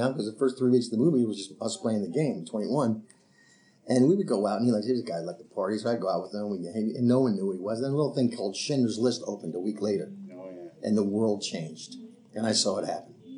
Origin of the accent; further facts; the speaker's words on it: New York, United States; I'm from New York